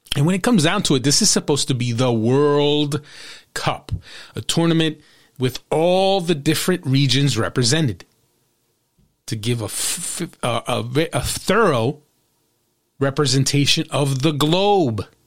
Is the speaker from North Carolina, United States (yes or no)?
no; New Jersey, United States; in my home state